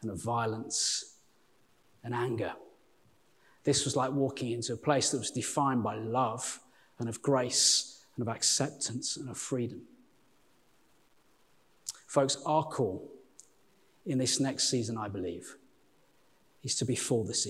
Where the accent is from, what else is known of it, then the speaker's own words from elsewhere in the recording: Walsall, near Birmingham, West Midlands, United Kingdom; accent: Birmingham; now in Sheffield, United Kingdom; I'm from a little place, born in a place called Warsaw, which is just outside Birmingham